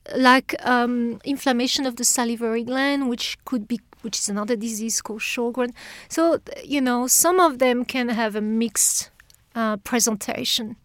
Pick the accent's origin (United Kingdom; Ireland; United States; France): France; accent: French; English is a second language; moved away as an adult; now in Australia; I, I come from France, but you can tell from the accent, I'm sure